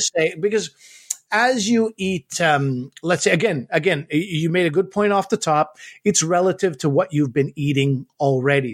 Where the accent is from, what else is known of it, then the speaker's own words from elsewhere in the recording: Canada; I grew up as a Pakistani kid in Canada